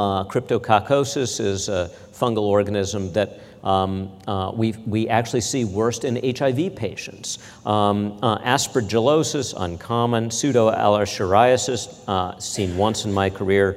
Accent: Midwest, United States; growing up in the Midwest

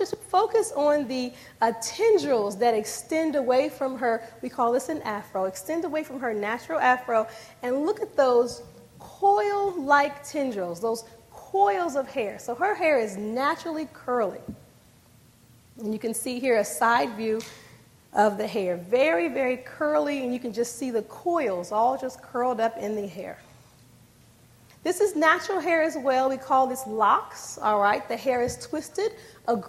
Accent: D.C. area, Maryland, United States; I'm from the Maryland, D.C. era

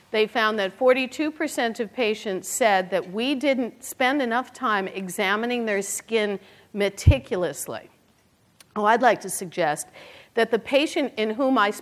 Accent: Brooklyn, New York, United States; I'm from Brooklyn

